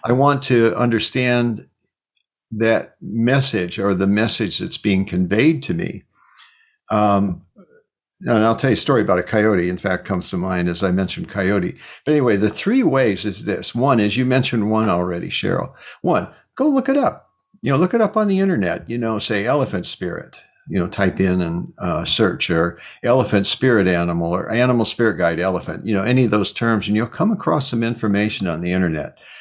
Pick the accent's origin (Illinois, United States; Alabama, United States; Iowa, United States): Iowa, United States; Cedar Rapids; moved away; also born or lived in California; I was born in Cedar Rapids